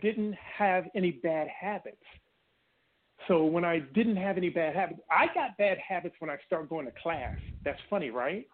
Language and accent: English; Washington, District of Columbia, United States; also born or lived in Oklahoma City, Oklahoma; I was born in Oklahoma City. Whoa. However, I grew up in Washington D.C. and Maryland area